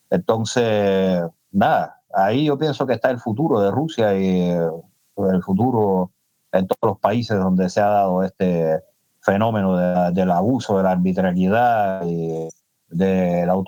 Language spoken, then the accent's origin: Spanish; Cuba; Y puedo estar muy bien eh, yo como cubano, digamos, disfrutando del danzón